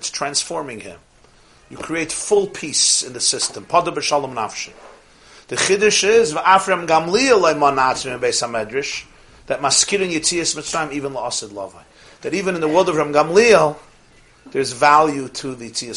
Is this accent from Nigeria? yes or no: no; New York City, New York, United States; I'm from Brooklyn.